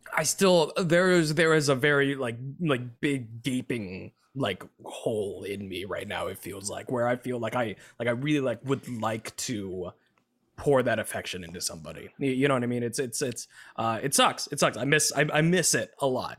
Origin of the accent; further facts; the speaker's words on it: United States; I am literally the first in my family to be an, you know, the, the, the American born